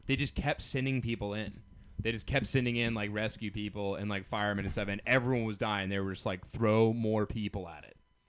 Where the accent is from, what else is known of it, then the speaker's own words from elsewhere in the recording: the South, United States; growing up in the South